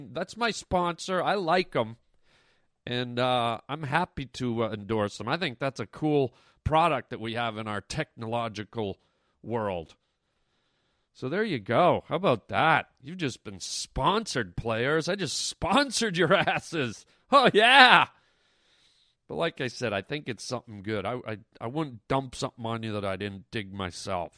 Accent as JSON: {"language": "English", "country": "Canada", "tie": "born or raised there", "said": "my hometown of Canada"}